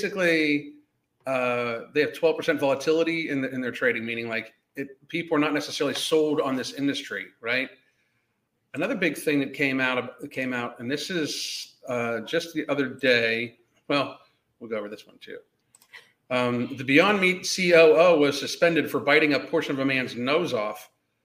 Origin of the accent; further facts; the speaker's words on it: Western Pennsylvania, United States; when I grew up in Western Pennsylvania